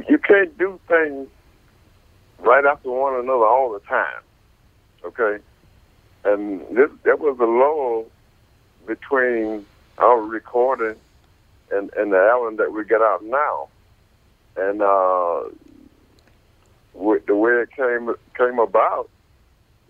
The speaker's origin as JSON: {"language": "English", "town": "Ferndale", "region": "Michigan", "country": "United States", "tie": "born or raised there", "said": "I grew up in Ferndale, Michigan"}